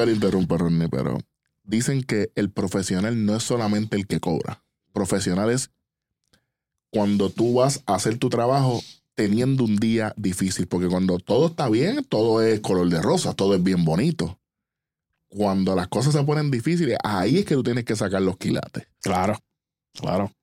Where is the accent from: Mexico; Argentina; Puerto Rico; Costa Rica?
Puerto Rico; nosotros como, como puertorriqueños, como, como latinos